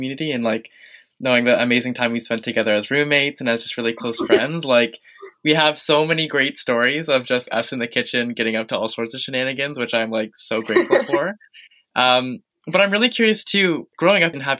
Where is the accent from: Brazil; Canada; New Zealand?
Canada; Eastern Canada; now in Victoria, Canada; we definitely have a very similar social location history growing up in Eastern Canada